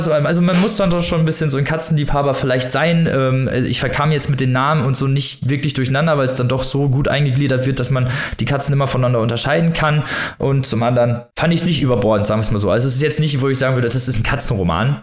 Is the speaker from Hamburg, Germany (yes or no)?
no; North Rhine-Westphalia, Germany; hier, wo ich herkomme, äh, aus Nordrhein-Westfalen